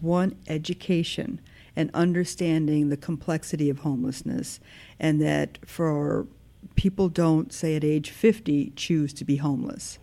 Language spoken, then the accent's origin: English; Park Ridge, Illinois, United States; now in Northfield, United States; I am from Park Ridge